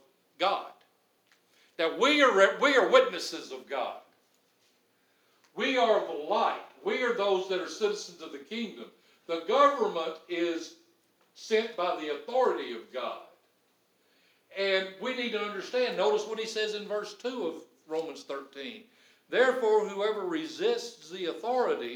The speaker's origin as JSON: {"language": "English", "country": "United States", "said": "I'm happy to be an American"}